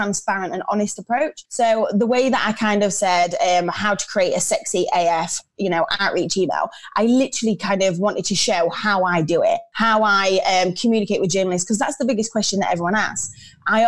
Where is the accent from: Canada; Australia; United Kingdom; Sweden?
United Kingdom; Lincolnshire, East Midlands; moved away as an adult; also born or lived in Leeds; I'm actually from Lincolnshire